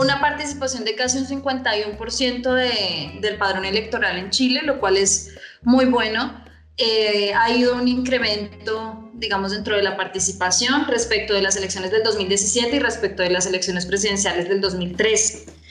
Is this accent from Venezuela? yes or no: no; Colombia; siendo colombiano